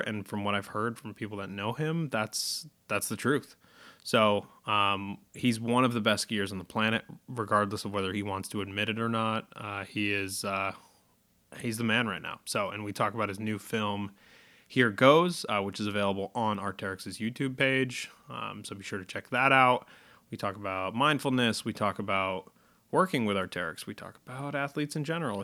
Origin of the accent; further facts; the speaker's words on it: Massachusetts, United States; they are based in Massachusetts, which is, uh, my home state